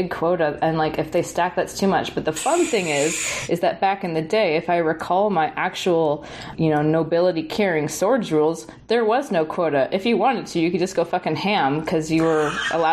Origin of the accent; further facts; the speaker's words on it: Canada; also born or lived in Victoria, BC / Montreal; I'm a Canadian